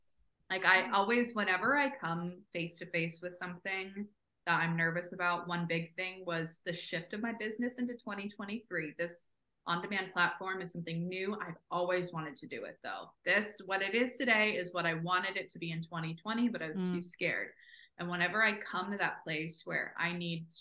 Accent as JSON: {"language": "English", "region": "Southern California", "country": "United States", "moved": "as an adult", "lives_now": "New York City, United States", "said": "Being from California, I'm from Southern California"}